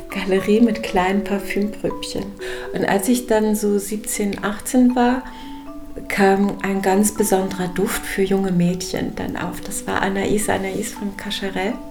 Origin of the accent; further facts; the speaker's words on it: Berlin, Germany; Also ich bin an einem 6. November geboren im Morbiter Krankenhaus. … Und ich bin in Berlin, Morbid, erstmal